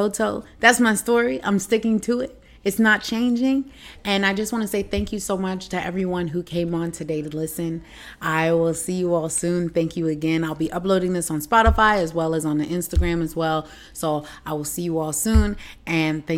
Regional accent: United States; moved away as an adult; also born or lived in China; as Americans

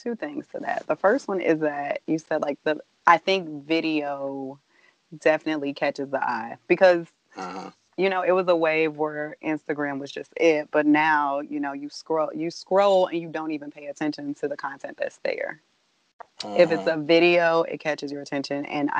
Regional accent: St. Louis, Missouri, United States; also born or lived in New Orleans, United States / Ohio, United States; I am from St. Louis, okay. Yes. All right. By way of, like, New Orleans, then Ohio. So, like yeah, so I'm one of those okay. people that was a little bit of everywhere and then came here.

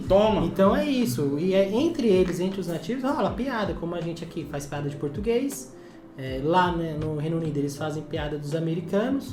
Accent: Brazil; a gente nasceu no Brasil

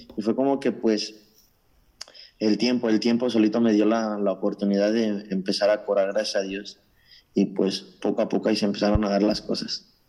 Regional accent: Mexico; now in Toronto, Canada; Soy originario de México

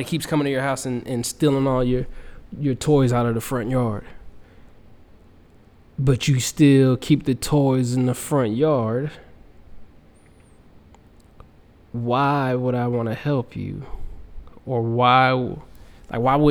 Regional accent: Fayetteville, North Carolina, United States; moved away; I'm from Fayetteville, North Carolina

